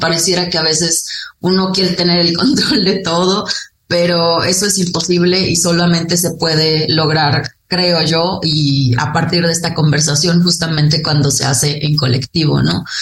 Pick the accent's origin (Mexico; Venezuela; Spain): Mexico; Sierra of Durango; yo soy Odam, soy de la sierra eh, de lo que hoy se conoce como el Gran Nayar, que es entre los límites de Durango, Zacatecas, Jalisco y Nayarit